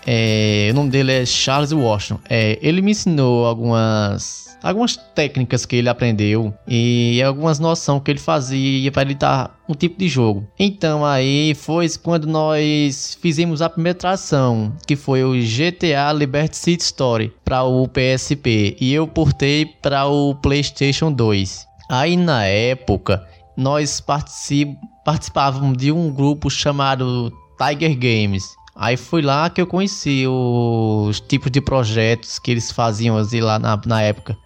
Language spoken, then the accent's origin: Portuguese; Caruaru, Pernambuco, Brazil; sou de Caruaru, Pernambuco